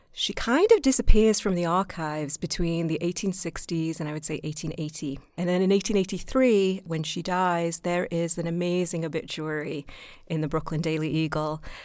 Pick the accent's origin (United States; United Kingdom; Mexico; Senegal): United Kingdom; moved away; being British